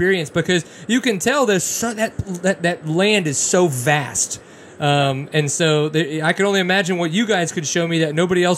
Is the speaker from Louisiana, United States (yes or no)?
yes; Louisiana, United States; now in Texas, United States; growing up in Louisiana, living in Texas now